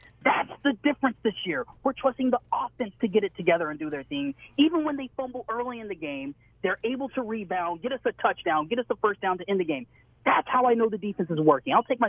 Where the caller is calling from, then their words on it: San Diego, California, United States; I'm calling you from San Diego, California. It's nice and sunny out here